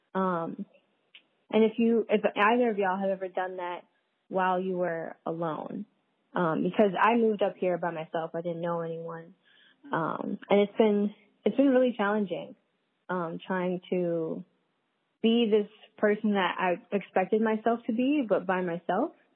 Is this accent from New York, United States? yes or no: yes; New York City, New York, United States; moved away as an adult; also born or lived in Philadelphia; now in upstate New York, United States; I'm from Brooklyn, New York